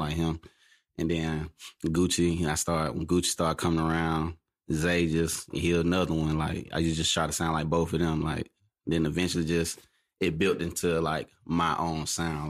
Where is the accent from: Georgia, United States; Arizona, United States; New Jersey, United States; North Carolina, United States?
Georgia, United States; Atlanta; I'm from Atlanta. Mm. Uh, born and raised